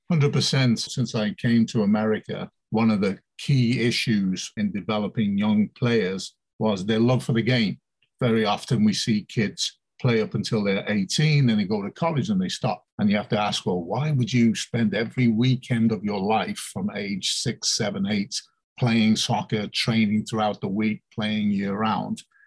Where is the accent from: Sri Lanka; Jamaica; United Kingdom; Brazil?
United Kingdom; England; moved away as an adult; now in United States; I'm, I'm born and bred in England